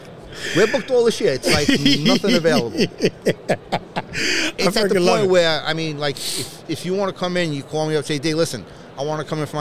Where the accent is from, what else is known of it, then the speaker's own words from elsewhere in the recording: New York City, New York, United States; Born and raised in New York. What part? Queens.